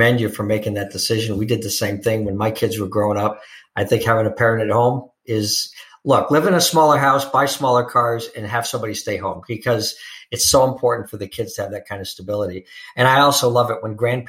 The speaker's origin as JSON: {"language": "English", "region": "Connecticut", "country": "United States", "tie": "born or raised there", "said": "right next to where I grew up in Connecticut"}